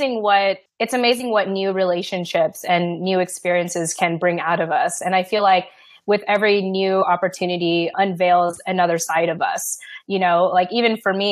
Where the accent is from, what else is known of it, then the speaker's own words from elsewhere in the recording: United States; And for me, on the other hand, being raised as an American, I wanted to go up and beyond that.